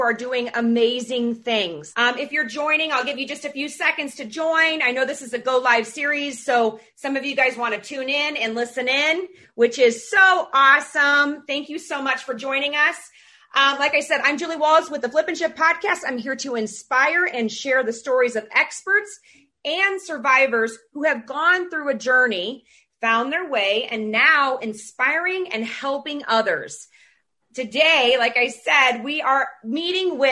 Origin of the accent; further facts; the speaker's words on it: Illinois, United States; now in Montana, United States; I'm originally from Illinois and I moved out into Montana